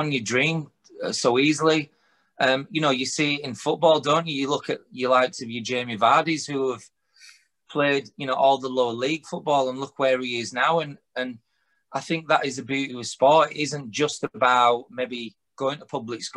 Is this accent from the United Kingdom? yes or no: yes; Huddersfield, Yorkshire and the Humber, United Kingdom; I'm born and raised in Huddersfield